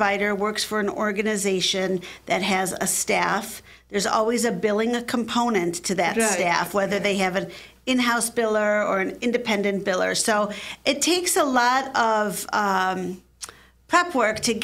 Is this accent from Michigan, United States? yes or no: yes; Michigan, United States; also born or lived in Atlanta / Philadelphia; I grew up here in Michigan